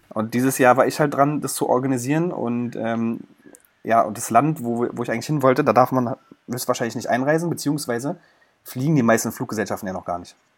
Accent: Berlin, Germany; als Berliner

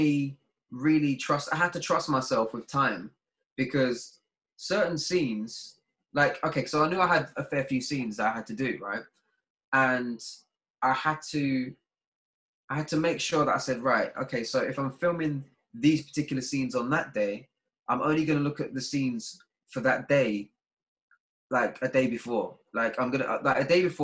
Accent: London, United Kingdom; I'm from Deptford

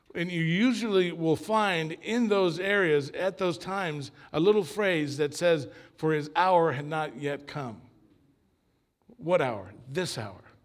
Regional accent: Long Beach, California, United States; also born or lived in Argentina; I grew up after we came here from Argentina, my family, I grew up in what is considered, I guess, a mega church in Long Beach

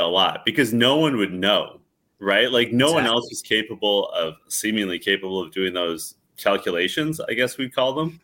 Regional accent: Canada; I'm Canadian

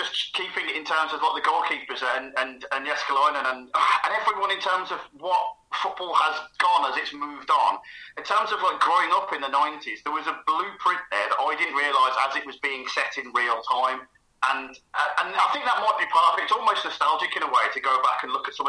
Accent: Birmingham, West Midlands, United Kingdom; accent: Birmingham; my accent, Birmingham City.

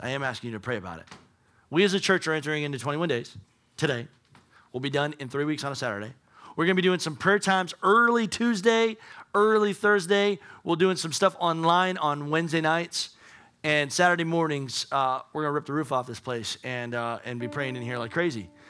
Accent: United States; we're American

